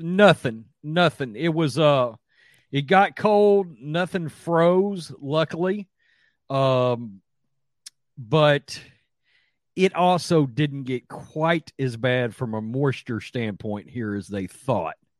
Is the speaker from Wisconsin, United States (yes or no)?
no; Big Sandy, Texas, United States; me and Lovey are from the same hometown.